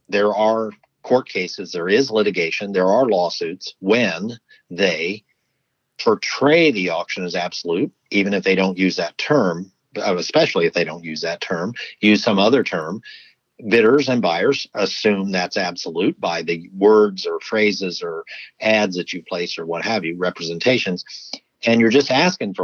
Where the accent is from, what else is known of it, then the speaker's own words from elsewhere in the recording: Ohio, United States; Ohio, my home state